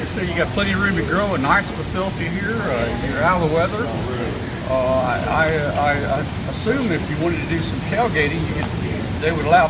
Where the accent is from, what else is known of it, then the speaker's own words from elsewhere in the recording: Wilson, Arkansas, United States; moved away; It's near my hometown of Wilson.